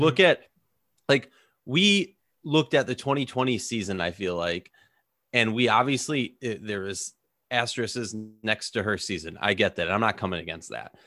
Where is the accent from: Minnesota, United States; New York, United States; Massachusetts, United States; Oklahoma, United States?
Minnesota, United States; I'm from Minnesota